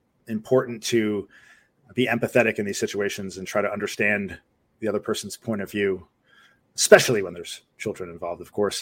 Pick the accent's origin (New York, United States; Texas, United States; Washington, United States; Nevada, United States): New York, United States; Rockland County; moved away; from Rockland County originally